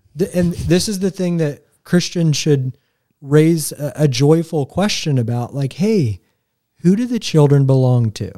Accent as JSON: {"language": "English", "town": "Greenfield", "region": "Indiana", "country": "United States", "tie": "born or raised there", "said": "I'm from Greenfield. Like, I'm a marauder. I went to Mount Vernon High School"}